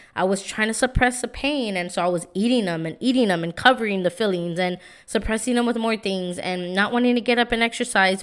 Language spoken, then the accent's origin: English; San Antonio, Texas, United States; I'm from San Antonio. You know, now I live in the South Side, but I grew up in the East Side